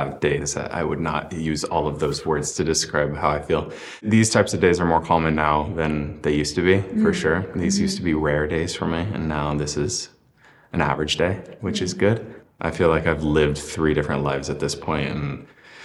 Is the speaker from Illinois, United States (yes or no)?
yes; Illinois, United States; I grew up in Illinois and there wasn't a lot of queer representation